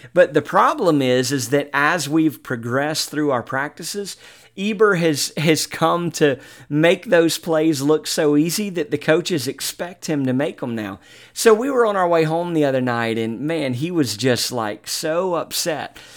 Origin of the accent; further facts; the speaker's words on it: Mobile, Alabama, United States; Mobile, Alabama, my hometown